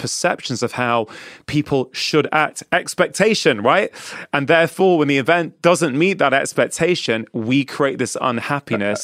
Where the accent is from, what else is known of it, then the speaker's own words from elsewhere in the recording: England, United Kingdom; I was born and brought up in England